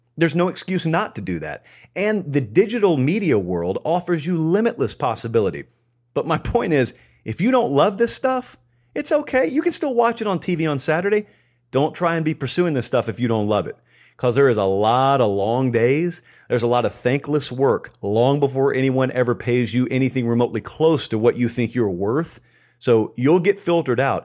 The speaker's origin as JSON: {"language": "English", "region": "the South", "country": "United States", "tie": "born or raised there", "said": "I grew up in the South. I grew up around major S E C programs"}